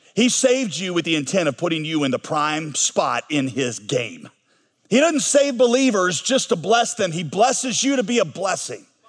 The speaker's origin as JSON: {"language": "English", "country": "United States", "said": "I'm an American through and through."}